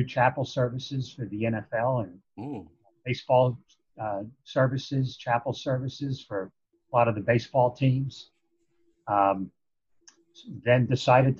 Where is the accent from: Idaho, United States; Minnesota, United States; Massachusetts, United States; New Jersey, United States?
New Jersey, United States; Paterson; also born or lived in Boston; I was born and raised right here in North Jersey, Paterson area